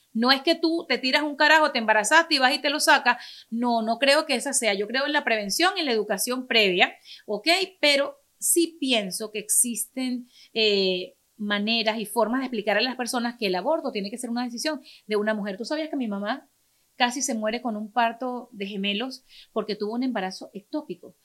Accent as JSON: {"language": "Spanish", "country": "Venezuela", "tie": "born or raised there", "also_born_or_lived": "Caracas", "moved": "yes", "said": "me crié en un pueblo en Venezuela, a pesar de que nací en la capital"}